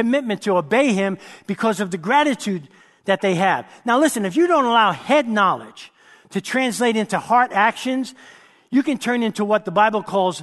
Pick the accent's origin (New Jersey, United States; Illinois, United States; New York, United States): New York, United States; New York City; I grew up in New York City